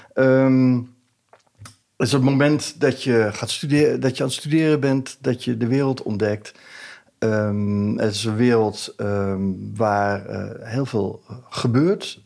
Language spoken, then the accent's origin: Dutch; Hilversum, North Holland, Netherlands; ik kom uit Hilversum